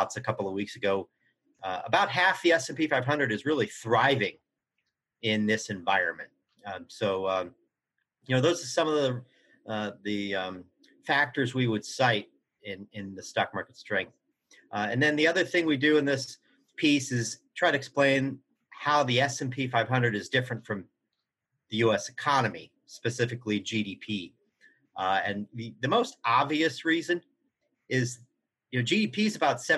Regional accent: Kansas, United States; now in Boston, United States; growing up in Kansas

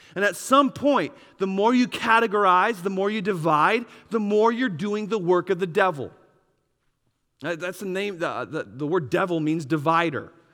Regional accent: Wisconsin, United States; I grew up in Wisconsin

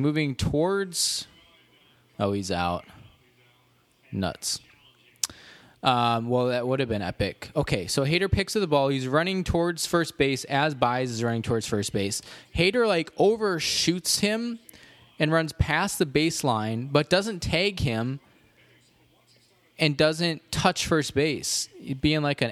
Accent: Cherry Valley, Illinois, United States; moved away; I went to my hometown this morning, Cherry Valley, Illinois

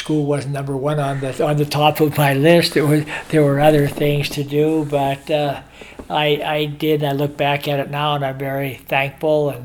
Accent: Butte, Montana, United States; moved away as an adult; I grew up in Montana, Butte, Montana to be exact, and it was a great childhood.

